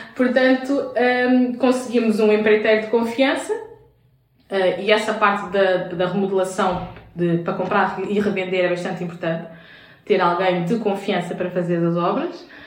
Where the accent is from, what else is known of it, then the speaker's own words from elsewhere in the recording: Vila Franca de Xira, Lisbon, Portugal; also born or lived in Castelo Branco / Brazil; eu sou portuguesa, portanto eu já nasci aqui em Portugal, nasci em Vila Franca de Xira.